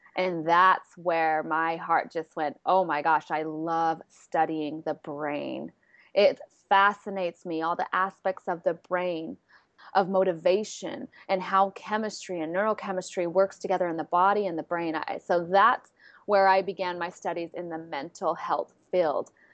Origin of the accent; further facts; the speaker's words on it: San Diego, California, United States; I'm from San Diego, California